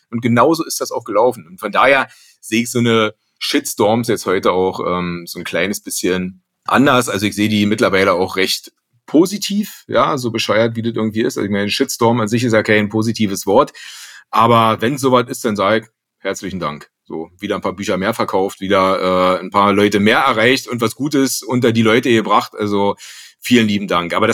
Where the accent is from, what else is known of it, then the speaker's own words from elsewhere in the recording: Rostock, Mecklenburg-Vorpommern, Germany; ich komme gebürtig aus Rostock, bin da die ersten zehn Jahre aufgewachsen und da ist natürlich Fisch allgegenwärtig.